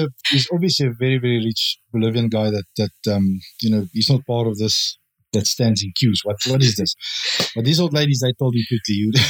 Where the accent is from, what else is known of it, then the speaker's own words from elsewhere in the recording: South Africa; moved away; we're from South Africa, but we didn't come from South Africa now.